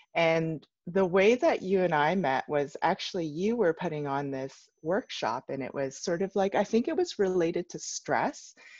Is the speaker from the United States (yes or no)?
no; Canada; I was born in Canada.